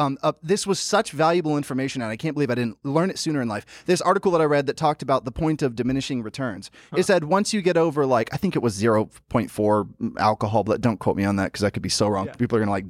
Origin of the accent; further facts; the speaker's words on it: Memphis, Tennessee, United States; Memphis, Tennessee. Yeah. I grew up in Memphis, Tennessee, and I loved it. Oh, God, did I love it.